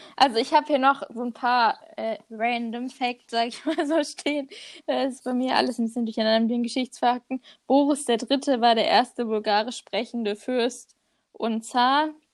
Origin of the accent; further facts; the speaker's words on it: Germany; als Deutscher